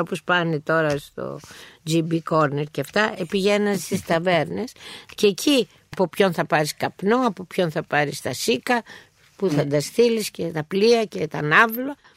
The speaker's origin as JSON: {"language": "Greek", "town": "Athens", "region": "Attica", "country": "Greece", "tie": "born or raised there", "said": "εγώ είμαι περήφανη που είμαι Αθηναία"}